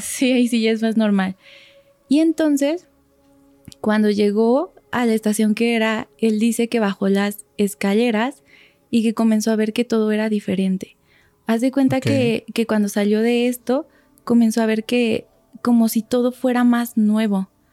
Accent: Toluca, State of Mexico, Mexico; yo soy de Toluca, está como 40 minutos de aquí

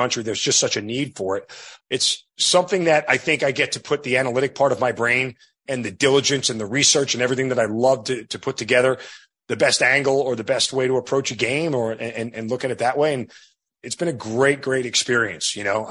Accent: New York, United States; 20 years of being an Italian degenerate growing up in New York

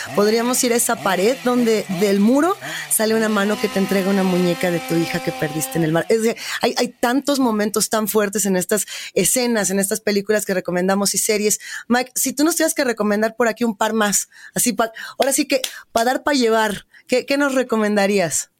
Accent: Mexico; como centroamericanos, latinoamericanos, como mexicanos

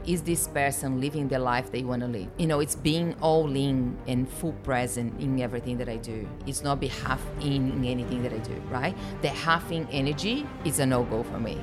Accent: Brazil; moved away as an adult; I was born in Brazil, been here for seventeen

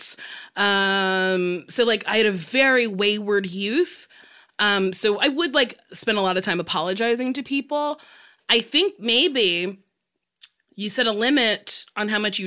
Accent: Los Angeles, California, United States

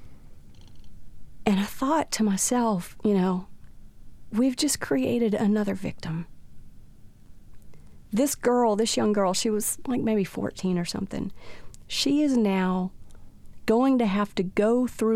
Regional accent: South Louisiana, United States; We grew up in South Louisiana

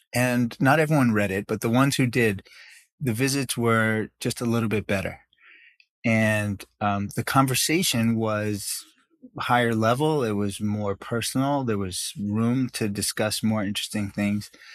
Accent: New York, United States; also born or lived in South Africa / Canada; to New York, where I grew up for most of my life

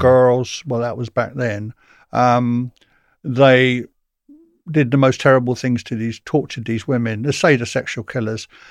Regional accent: Portsmouth, South East England, United Kingdom; I come from Portsmouth

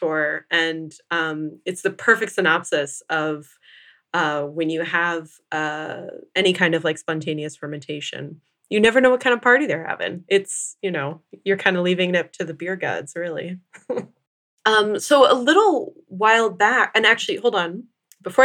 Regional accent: Virginia, United States; I grew up in Virginia, so I'm pretty familiar with the pawpaw

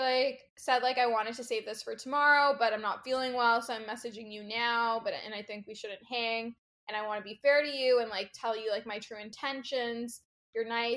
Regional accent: Toronto, Ontario, Canada; I'm from Toronto, Canada

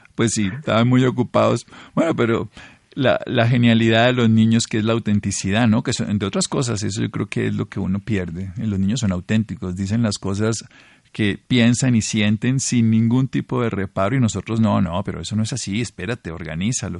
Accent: Colombia; como colombianos

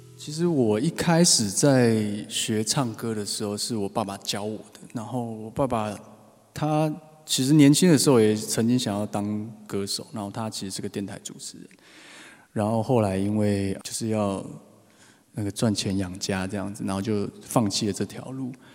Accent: Taipei, Taiwan; 又是台北小孩，台北已经很难，然后就其实身边有很少人在讲台语

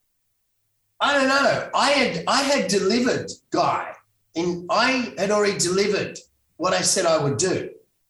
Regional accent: Sydney, New South Wales, Australia; also born or lived in Los Angeles, United States; I'm a Bondi boy.

